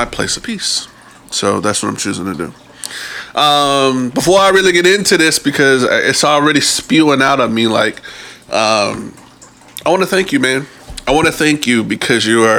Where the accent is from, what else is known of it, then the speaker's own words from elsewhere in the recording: New Jersey, United States; I'm from Jersey